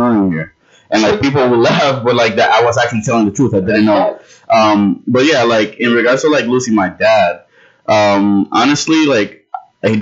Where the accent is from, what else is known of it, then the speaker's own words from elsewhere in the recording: New York City, New York, United States; I am from the Bronx